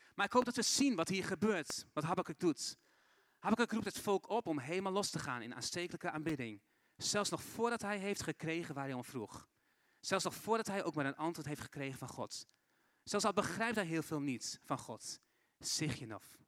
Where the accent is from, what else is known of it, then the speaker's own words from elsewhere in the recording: Assen, Drenthe, Netherlands; moved away as an adult; also born or lived in Brazil; Ik ben geboren en opgegroeid in Assen